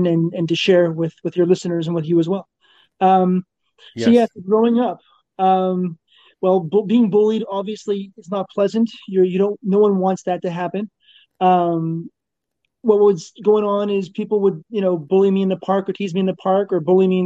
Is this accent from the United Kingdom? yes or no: no; Canada; moved away as an adult; also born or lived in New York, New Jersey, Connecticut area; now in New York area, United States; I was born and raised in Canada